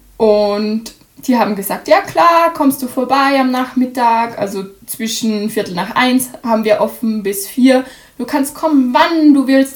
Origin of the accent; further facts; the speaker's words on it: Austria; bei uns in Österreich